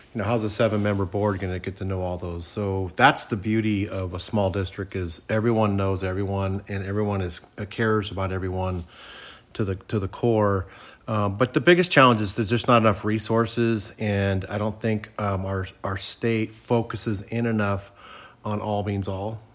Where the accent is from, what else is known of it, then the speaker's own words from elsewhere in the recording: Santa Clara, California, United States; when I grew up in Santa Clara